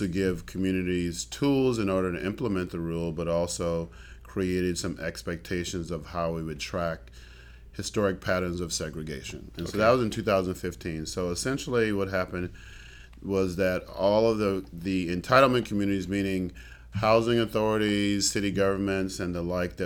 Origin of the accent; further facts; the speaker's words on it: East Coast, United States; moved away as an adult; also born or lived in San Antonio, Texas / San Angelo, Texas; now in Travis County, United States; I'm from the East Coast